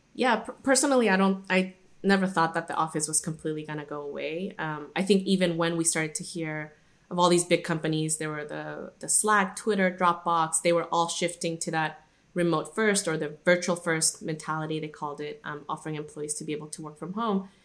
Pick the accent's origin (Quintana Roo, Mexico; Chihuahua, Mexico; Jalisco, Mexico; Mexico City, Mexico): Jalisco, Mexico; Guadalajara; moved away; also born or lived in Irvine, California; I was actually born and raised in Guadalajara, which is a city in Mexico, and that's where I grew up for most of my childhood